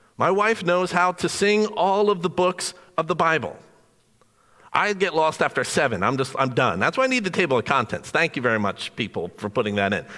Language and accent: English; New Jersey, United States; Being born and raised in New Jersey